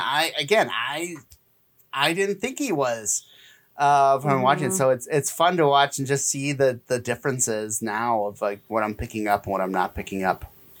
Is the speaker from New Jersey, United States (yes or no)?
no; Kansas, United States; I'm from Kansas. I can do that.